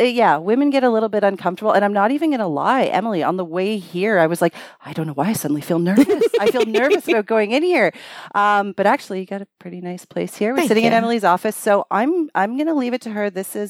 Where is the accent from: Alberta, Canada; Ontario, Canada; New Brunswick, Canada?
Ontario, Canada; Scarborough; My hometown.